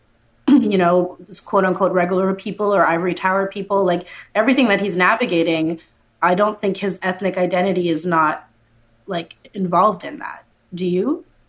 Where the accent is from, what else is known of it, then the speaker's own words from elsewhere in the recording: Canada; I grew up in Canada, right? I'm Canadian, whatever that means.